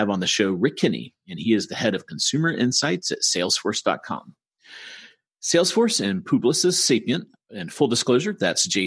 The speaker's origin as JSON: {"language": "English", "region": "North Carolina", "country": "United States", "tie": "born or raised there", "said": "I am in my home state of North Carolina."}